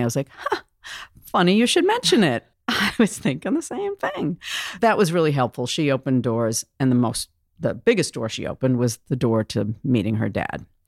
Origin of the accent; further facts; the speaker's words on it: Boston, Massachusetts, United States; moved away as an adult; now in Vancouver, Washington, United States; I'd come from Boston, Massachusetts. I love my hometown